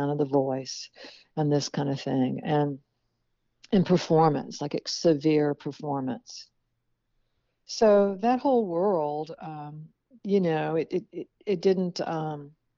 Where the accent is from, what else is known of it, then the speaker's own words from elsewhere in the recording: the South, United States; moved away; also born or lived in Mississippi / New Orleans, Louisiana; I was born and raised, in the South